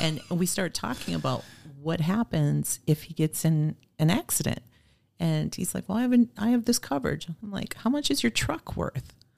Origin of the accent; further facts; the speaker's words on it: Oshkosh, Wisconsin, United States; moved away as an adult; also born or lived in Fond du Lac / Green Bay / Phoenix; Oshkosh is my hometown.